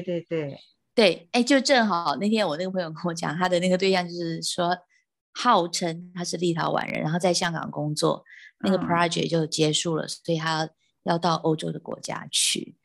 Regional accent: Taiwan; 我们台湾人的这个 speaking English 一定是，有时候就是比较有我们的台式口的音

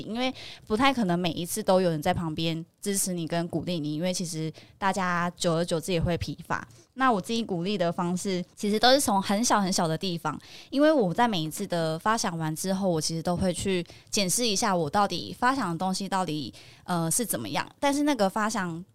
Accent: Kaohsiung, Taiwan; now in Taipei, Taiwan; 那因为我本身是高雄人

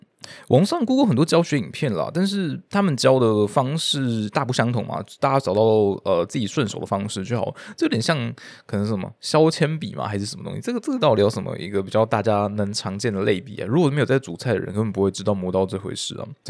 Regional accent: Taipei, Taiwan; 我是台北的

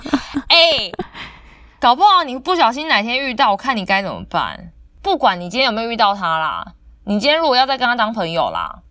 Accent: southern Taiwan, Taiwan; 就跟我们南部人都喜欢讲说，你们北部人就是怎样啦

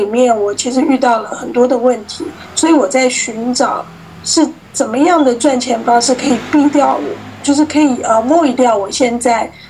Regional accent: Florida, United States; 我是来自美国佛罗里达州，嗯，

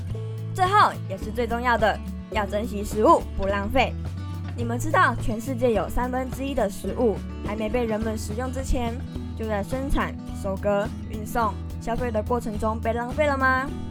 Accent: Pingtung County, Taiwan; 例如，我的家乡在屏东，我们屏东有一样长得很特别的作物，那就是可可。

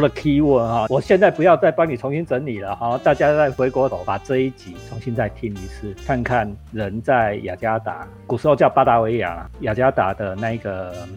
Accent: Taiwan; 我们台湾人

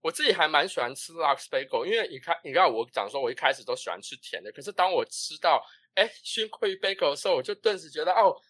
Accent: Taiwan; moved away; 我身为一个台湾人

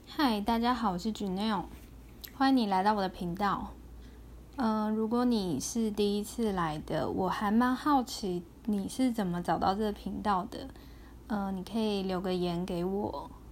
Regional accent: Taiwan; 我是个土生土长的台湾人

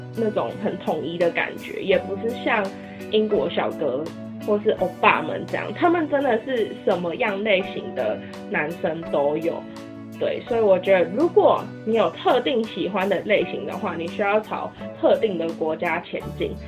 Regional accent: Taiwan; 身为台湾人

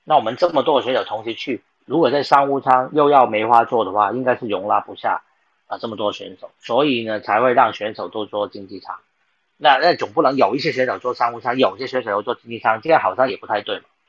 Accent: Taiwan; 就是我们台湾人都会支持你，我们全民都会支持你们去争取好成绩。

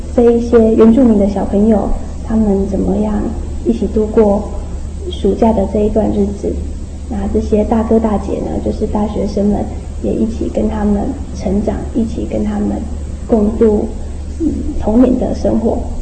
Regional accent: Tainan, Taiwan; 她也是我们台南人

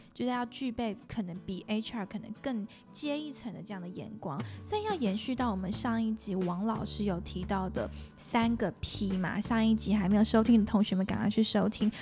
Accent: Singapore; moved away; 我其实不是在台湾长大的孩子，我在新加坡长大

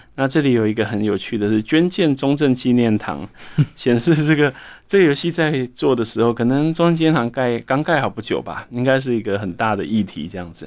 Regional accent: Taichung, Taiwan; also born or lived in Taipei; 小时候住在台北，后来搬到台中

